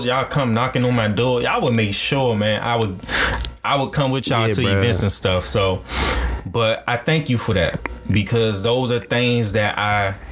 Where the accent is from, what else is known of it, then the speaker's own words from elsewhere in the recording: United States; black kids growing up in America